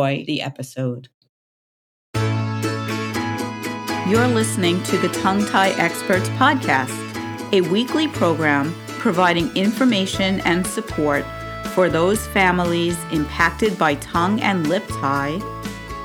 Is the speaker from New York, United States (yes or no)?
yes; New York City, New York, United States; Staten Island, New York, my hometown